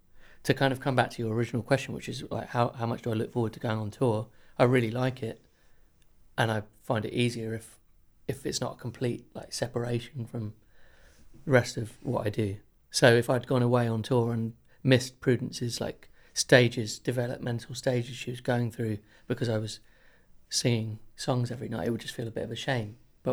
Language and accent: English; Chiswick, London, United Kingdom; In Chiswick in London.